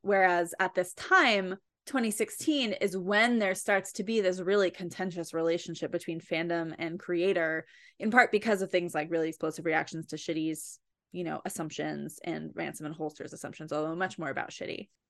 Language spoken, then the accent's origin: English; New Jersey, United States; I am from New Jersey